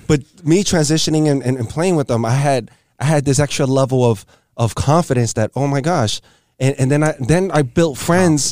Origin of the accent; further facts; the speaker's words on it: New York City, New York, United States; I grew up in L E S